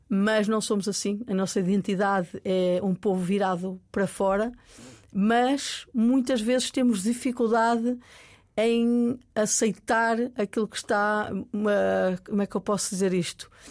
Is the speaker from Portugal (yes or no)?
yes; Maia, Norte, Portugal; also born or lived in New York; Eu vinha de um vinha do, da Maia, de, de, uma, de, uma, aldeia onde eu respirava ar puro